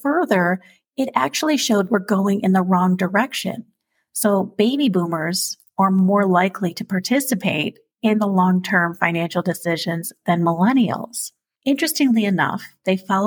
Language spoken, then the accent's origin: English; New Jersey, United States; moved away; I'm also originally from the East Coast, New Jersey, and family in New York